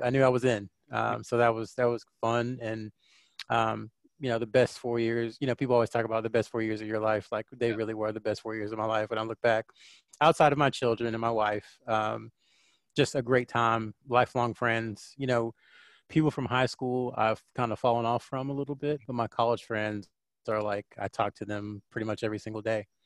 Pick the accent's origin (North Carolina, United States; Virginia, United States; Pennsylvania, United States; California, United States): North Carolina, United States; also born or lived in Clinton, North Carolina / Fayetteville, North Carolina; now in Charlotte, United States; I'm a Southern kid, Southern boy at heart. Uh, I've lived in North Carolina my entire life